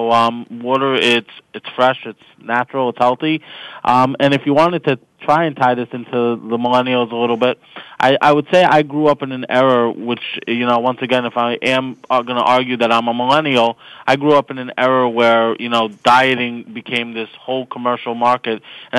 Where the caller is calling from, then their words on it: Lakewood, New Jersey, United States; I'm calling you from Lakewood, New Jersey. It's a small town in a small state. Not so small, actually. It's small but condensed.